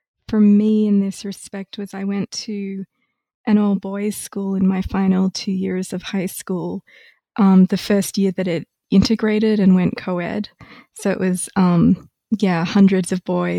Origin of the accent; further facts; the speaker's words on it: Australia; moved away as an adult; also born or lived in Melbourne / Cambridge, Massachusetts; now in Ithaca, United States; I am originally Australian